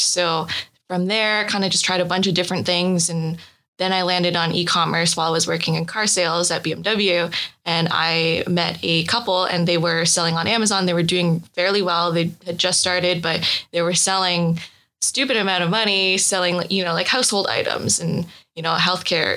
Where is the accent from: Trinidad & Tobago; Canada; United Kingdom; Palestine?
Canada; Kitchener, Ontario; I grew up in a small town called Kitchener in Canada